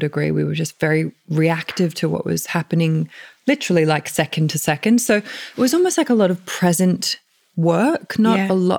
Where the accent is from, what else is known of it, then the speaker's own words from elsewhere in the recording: Australia; as an Australian.